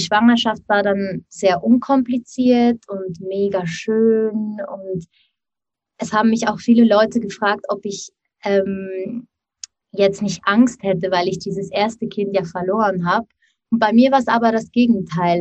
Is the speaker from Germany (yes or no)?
no; Switzerland; now in Basel, Switzerland; ich bin aus der Schweiz. Wir wohnen in Basel.